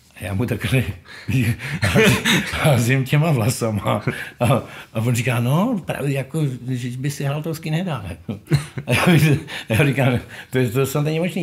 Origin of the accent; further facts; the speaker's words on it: Ústí nad Labem, Ústí nad Labem Region, Czechia; Já jsem z Ústí nad Labem, rodák, hmm. lokal patriot.